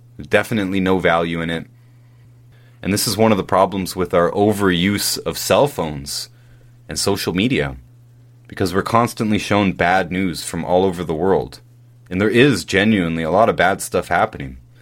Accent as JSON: {"language": "English", "country": "Canada", "tie": "born or raised there", "said": "When I was growing up in Canada, we all did the Terry Fox run"}